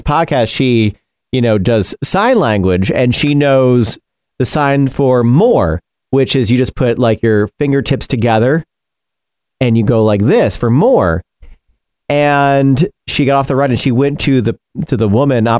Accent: New York, United States; moved away; I grew up in New York

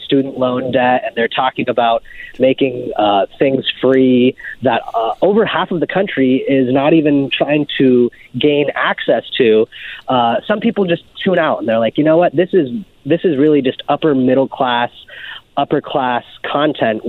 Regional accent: Vermont, United States; I grew up in Vermont

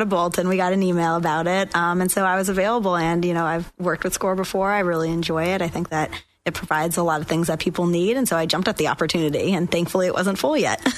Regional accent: Boston, Massachusetts, United States; moved away as an adult; also born or lived in Washington, District of Columbia, United States; now in Florida, United States; I grew up in Boston, Massachusetts, and I went to law school at GW in DC.

